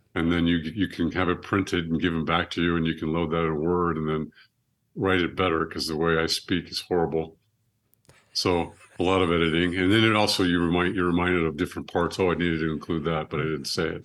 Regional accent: Monterey, California, United States; had me in Monterey, California, held me for ten days

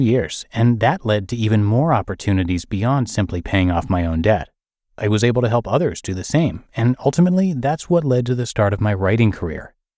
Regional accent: United States; my being American

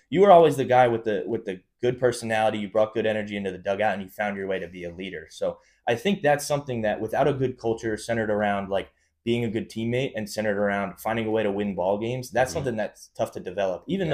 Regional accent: North Brunswick, New Jersey, United States; growing up in North Brunswick, I was always in the same grade as Tyler, Chich's older brother

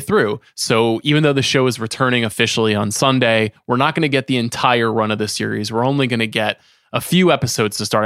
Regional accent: New York, United States; meaningful to me as a New Yorker

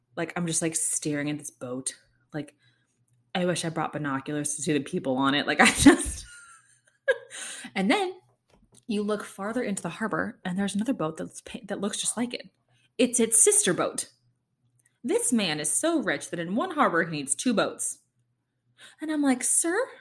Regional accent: Kansas City, United States; moved away; it's my hometown too

